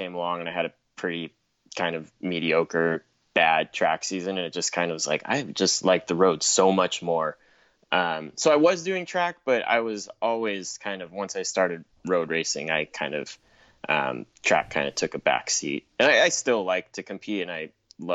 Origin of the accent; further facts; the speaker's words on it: Southern California, United States; I'm from Southern California